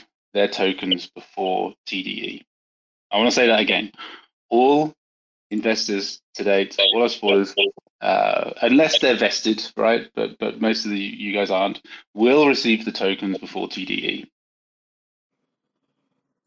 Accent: United Kingdom; being a Brit and a German

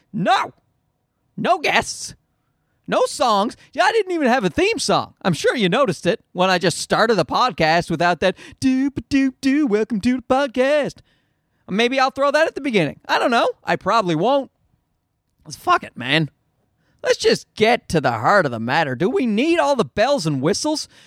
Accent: Newfoundland and Labrador, Canada; accent: Newfie; I'm also, I'm also from Newfoundland

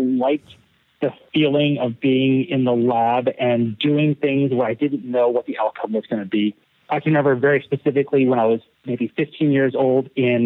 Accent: Haddonfield, New Jersey, United States; moved away as an adult; also born or lived in South Carolina; now in Hawaii, United States; I grew up in New Jersey in a suburb of Philadelphia, and I went to a public high school called Haddonfield Memorial High School.

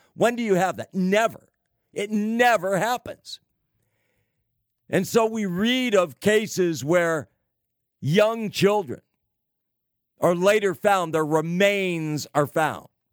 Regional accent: California, United States; California, the great Golden State, my home state

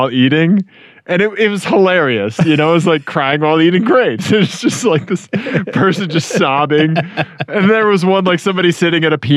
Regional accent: Missouri, United States; I'm from Missouri

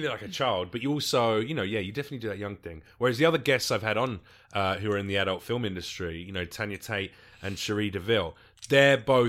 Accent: United Kingdom; you know, I'm British and obviously, clearly, a fucking ghetto gangster.

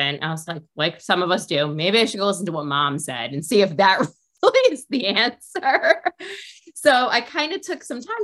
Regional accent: New York City, New York, United States; Well, I'm from New York, from Queens, so I grew up 20 minutes outside of the city

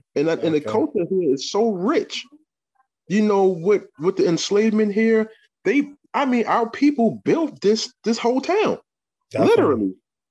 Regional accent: New York City, New York, United States; now in Kingston, United States; I'm from Harlem. Been up here in Kingston 22 years or whatever.

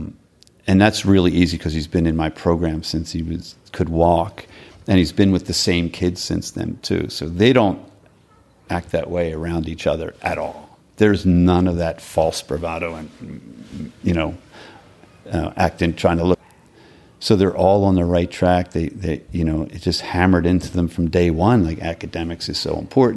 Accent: Philadelphia, Pennsylvania, United States; I grew up in Northeast Philadelphia, which was a working class Irish Catholic neighborhood.

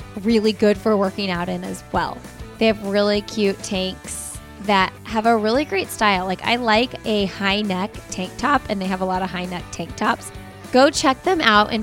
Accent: Indiana, United States; I'm from Indiana, and I have family that talks like

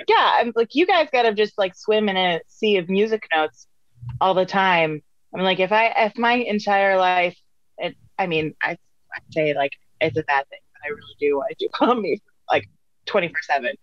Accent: Vermont, United States; I'm from Vermont

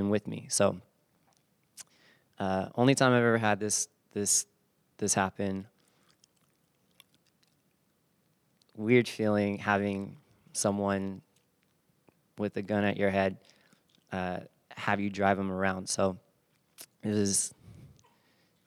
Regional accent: San Bernardino, California, United States; also born or lived in Fullerton; I grew up in San Bernardino

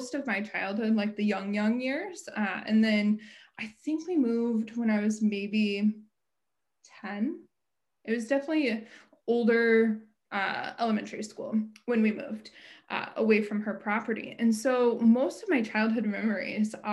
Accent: Ottumwa, Iowa, United States; moved away as an adult; now in Oxford, Michigan, United States; I grew up in Ottumwa, Iowa. I moved to Oxford, Michigan just about 3 years ago. Until that point, I had always lived in Iowa.

